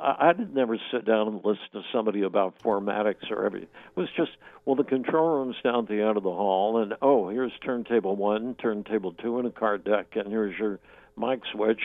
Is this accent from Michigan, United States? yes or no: no; Pullman, Washington, United States; moved away as an adult; also born or lived in Spokane / Seattle; I grew up in Pullman